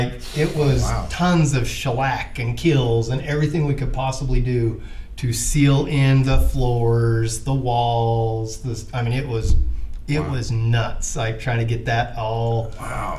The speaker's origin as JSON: {"language": "English", "town": "Vernal", "region": "Utah", "country": "United States", "tie": "born or raised there", "lives_now": "Salt Lake City, United States", "said": "I grew up out in Vernal"}